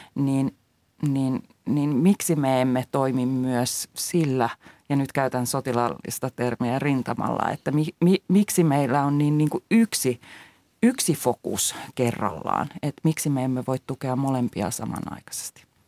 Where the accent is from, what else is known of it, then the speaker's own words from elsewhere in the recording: Finland; Meillä Suomessa